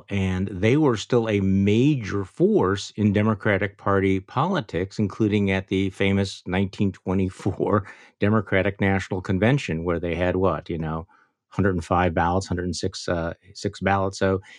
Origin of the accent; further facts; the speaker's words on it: Milwaukee, Wisconsin, United States; I'm from Milwaukee, Wisconsin.